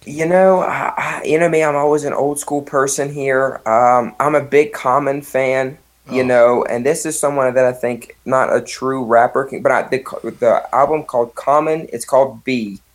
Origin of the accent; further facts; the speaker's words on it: West Virginia, United States; growing up in West Virginia, my dad's from there